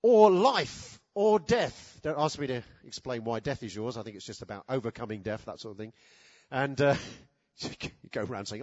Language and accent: English; United Kingdom; us as British people